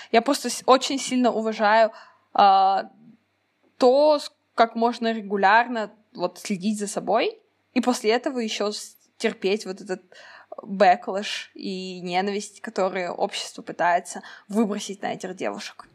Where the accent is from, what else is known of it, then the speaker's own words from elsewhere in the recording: Kazakhstan; казашка, как я должна выглядеть, как смугленькая казашка